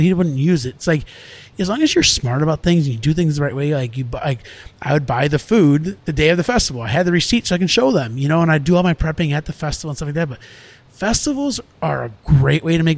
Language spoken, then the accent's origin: English; Round Lake Beach, Illinois, United States; I was born and raised in Round Lake Beach